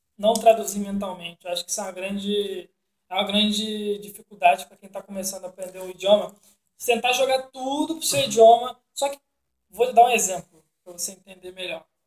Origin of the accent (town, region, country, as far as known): Brazil